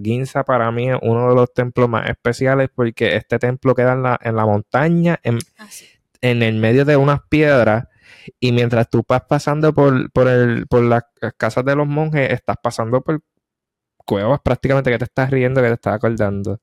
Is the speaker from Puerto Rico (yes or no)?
yes; Puerto Rico; moved away; also born or lived in South Korea; soy boricua.